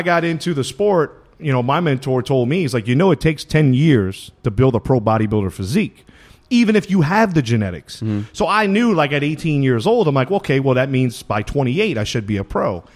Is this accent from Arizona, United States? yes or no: no; Louisiana, United States; moved away as an adult; growing up in Louisiana like I did